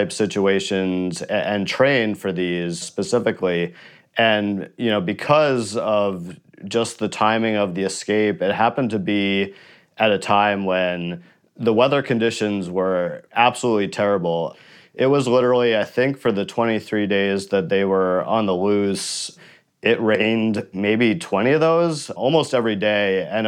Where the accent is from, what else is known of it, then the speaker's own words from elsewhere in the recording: New York, United States; my hometown